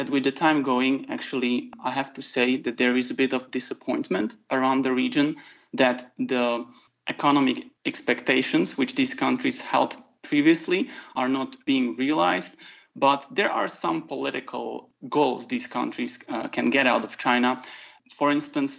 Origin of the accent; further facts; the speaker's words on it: Slovakia; now in Czech Republic; I'm originally from Slovakia, but I've been living in Czech Republic for a long time